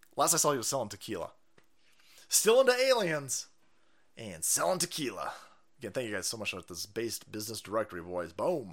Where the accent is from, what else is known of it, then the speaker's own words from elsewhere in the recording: United States; as an American